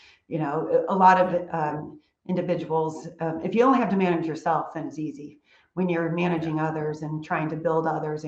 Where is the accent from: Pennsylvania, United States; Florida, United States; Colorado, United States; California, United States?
California, United States; moved away as an adult; also born or lived in Charlotte, North Carolina; now in Houston, United States; I'm a California girl